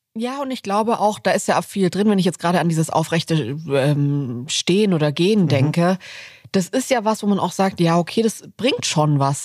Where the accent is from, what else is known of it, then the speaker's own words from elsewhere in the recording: Southern Germany, Germany; now in Berlin, Germany; nach Süddeutschland, wo ich aufgewachsen bin